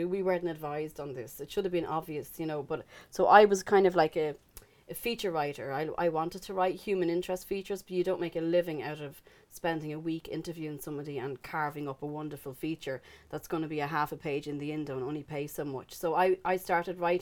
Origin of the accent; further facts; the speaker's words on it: Dublin, Leinster, Ireland; also born or lived in Belfast; I came back to Dublin then, because, well, my mother was ill.